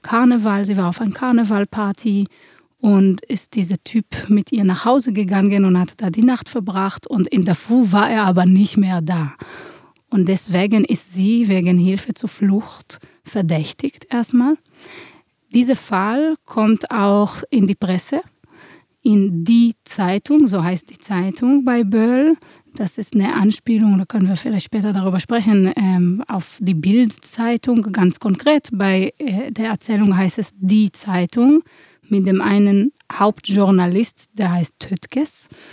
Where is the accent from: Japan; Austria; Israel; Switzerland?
Israel; moved away as an adult; now in Germany; Ich komme aus Israel. Ich bin geboren in einer Kriegssituation und bin so aufgewachsen